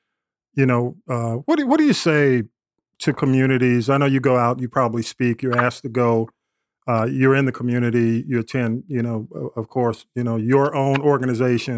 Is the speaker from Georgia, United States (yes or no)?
yes; Atlanta, Georgia, United States; I grew up in Atlanta, so, you know, I've gone away and come back a couple of times